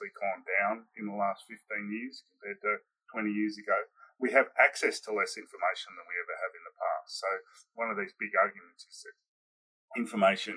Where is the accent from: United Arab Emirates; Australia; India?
Australia; I am Australian